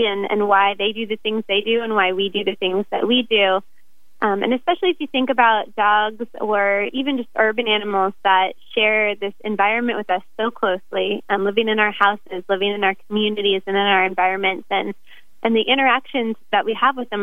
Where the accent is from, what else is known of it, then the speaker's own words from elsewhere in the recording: Florida, United States; moved away as an adult; now in Oregon, United States; Originally, I'm from Florida